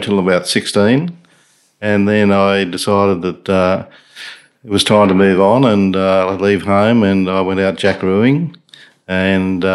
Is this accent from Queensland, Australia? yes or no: yes; Warwick, Queensland, Australia; I grew up in a little town called Warwick, not far from here.